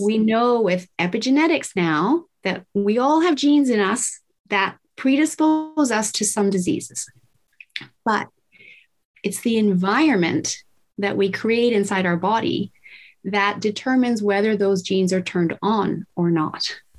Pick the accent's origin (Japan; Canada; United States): Japan; Tokyo; I was raised in Tokyo, Japan in the 70s